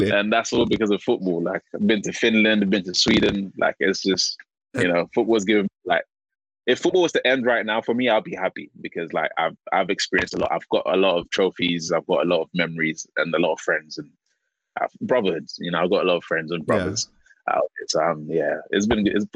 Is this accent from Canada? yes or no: no; London, United Kingdom; From obviously, I'm from London, so we have a certain way of speaking. Um, I'm from South London. We have a certain way of speaking.